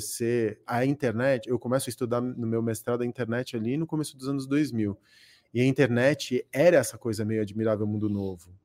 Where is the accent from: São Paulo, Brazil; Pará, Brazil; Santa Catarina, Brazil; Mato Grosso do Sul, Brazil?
São Paulo, Brazil; born or raised there; also born or lived in Córdoba, Argentina